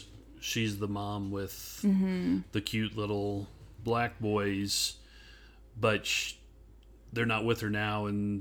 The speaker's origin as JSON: {"language": "English", "region": "Idaho", "country": "United States", "tie": "born or raised there", "said": "because, like you, growing up in Idaho, which is not mm-hmm. exactly racially diverse either."}